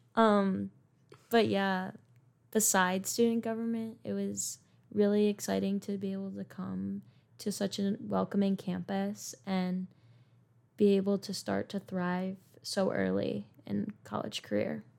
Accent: Lancaster, New York, United States; I am from Lancaster, New York

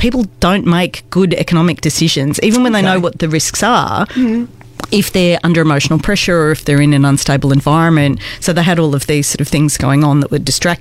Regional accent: Wollongong, New South Wales, Australia; moved away as an adult; also born or lived in Melbourne; I'm originally from Sydney, Wollongong

